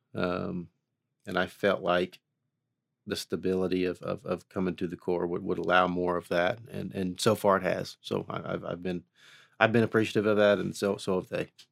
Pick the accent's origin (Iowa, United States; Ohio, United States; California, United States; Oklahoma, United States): Oklahoma, United States; Haskell; born and raised in Haskell, Oklahoma, uh, about thirty miles southeast of Tulsa here